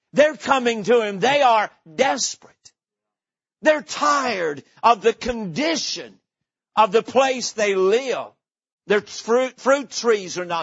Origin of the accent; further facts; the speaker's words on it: Boone, North Carolina, United States; moved away; I was born in the mountains of North Carolina, grew up in the little town of Boone